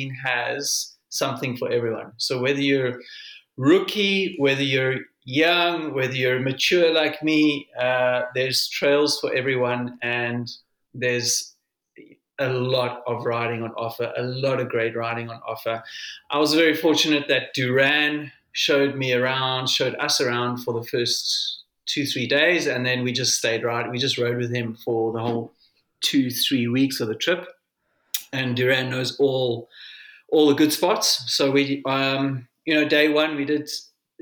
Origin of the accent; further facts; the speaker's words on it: South Africa; a South African